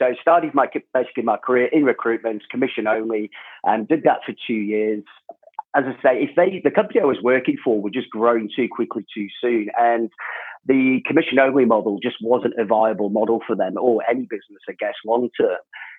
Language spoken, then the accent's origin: English; England, United Kingdom; moved away as an adult; also born or lived in Jordan / South Africa; And my background from the UK, obviously I was born in England, moved to Jordan at quite a young age. Again, my dad was in construction, lived in Jordan for about 4.5 years, then back to the UK. Then we moved to South Africa for 4 years, and then back to the UK again.